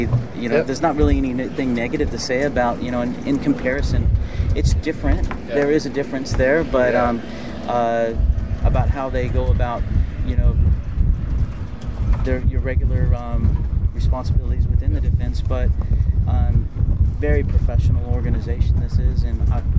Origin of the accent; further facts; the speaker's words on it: Southern California, United States; moved away as an adult; also born or lived in Japan; now in Australia; I'm from California, Southern California. I came over on a lateral conversion.